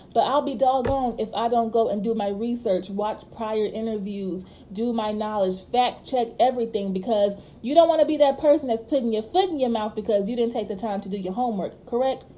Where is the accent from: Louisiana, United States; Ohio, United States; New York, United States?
Louisiana, United States; I'm from Louisiana